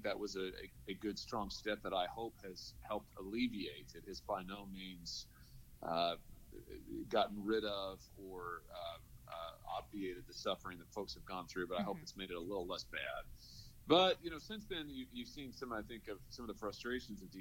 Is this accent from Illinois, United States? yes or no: no; Lexington, Missouri, United States; I grew up in Lexington, Missouri, over in Lafayette County.